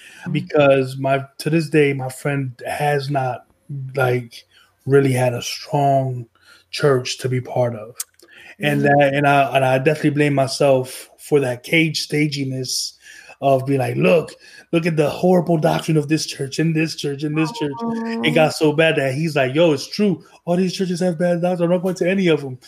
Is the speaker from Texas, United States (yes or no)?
no; New Jersey, United States; moved away; I'm from New Jersey